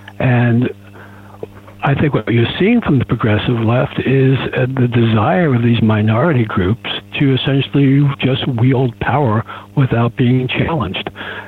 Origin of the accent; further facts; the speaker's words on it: Queens, New York, United States; I'm a New Yorker. I come from the area of Queens, where Trump comes from.